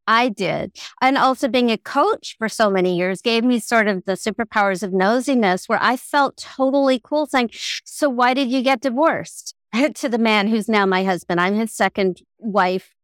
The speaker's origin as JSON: {"language": "English", "region": "Southern California", "country": "United States", "said": "I'm from Southern California"}